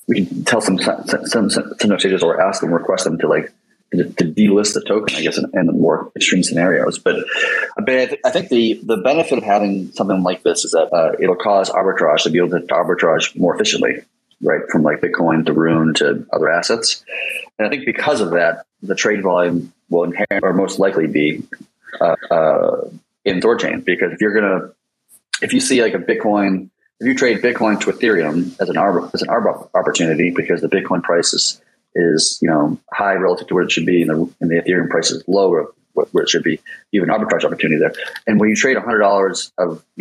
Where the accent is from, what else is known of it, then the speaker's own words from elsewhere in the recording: United States; I'm American